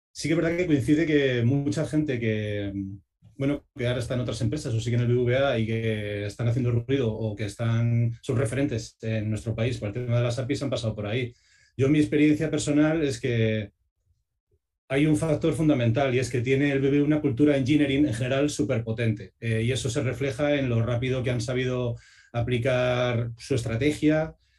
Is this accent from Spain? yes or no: yes; Segovia, Castile and León, Spain; yo soy de Segovia